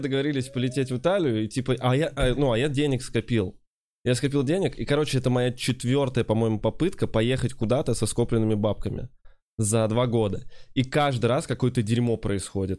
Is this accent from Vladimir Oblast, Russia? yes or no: yes; Kovrov, Vladimir Oblast, Russia; moved away